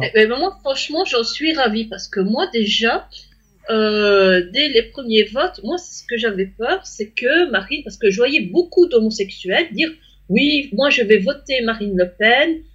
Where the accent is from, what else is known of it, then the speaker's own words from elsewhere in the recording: Belgium; moi je suis belge